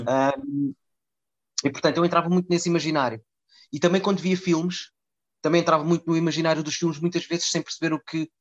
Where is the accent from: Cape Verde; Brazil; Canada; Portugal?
Portugal; Lisbon; also born or lived in Mozambique / Cascais; Eu vim para Lisboa em 82, vim de Moçambique